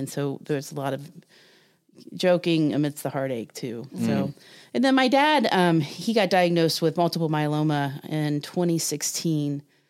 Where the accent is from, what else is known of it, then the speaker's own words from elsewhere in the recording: Ohio, United States; Eric had, it's funny, I grew up in Southern Ohio in the 70s, and we definitely had depression and mental health issues in our family